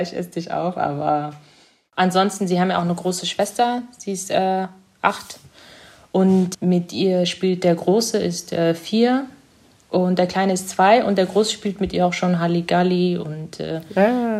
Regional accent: Germany; German is a second language; also born or lived in East Africa; ich bin in Ostafrika geboren und kann mich auch noch recht gut erinnern. Die ersten sechs Jahre war ich dort, bevor ich nach Deutschland gekommen bin

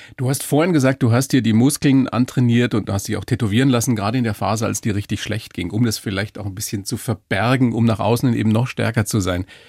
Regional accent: Weiden, Bavaria, Germany; ich bin aus Weiden

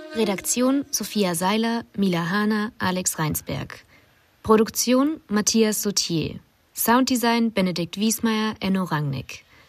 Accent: a Bavarian village, Germany; als ich zum Beispiel so groß geworden bin im Bayerischen Dorf

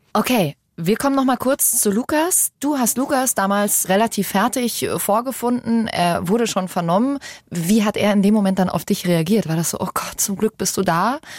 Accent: Germany; Bei uns in Deutschland

